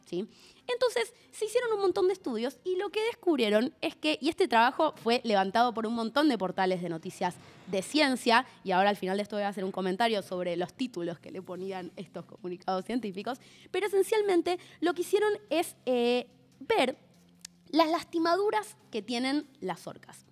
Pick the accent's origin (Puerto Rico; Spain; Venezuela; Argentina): Argentina; nuestra Patagonia